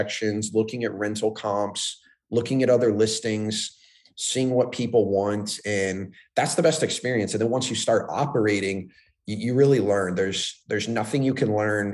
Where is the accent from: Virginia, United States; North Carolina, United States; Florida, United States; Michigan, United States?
Florida, United States; growing up in Florida, everything's flat